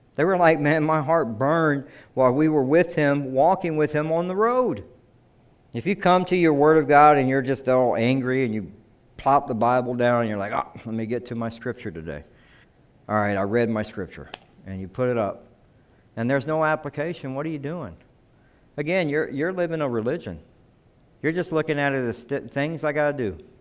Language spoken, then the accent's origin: English; South Carolina, United States; I'm from South Carolina